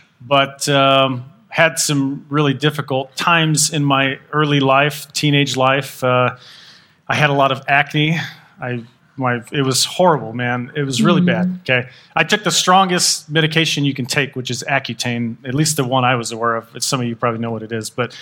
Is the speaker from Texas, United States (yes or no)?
yes; Texas, United States; now in Utah, United States; I'm from Texas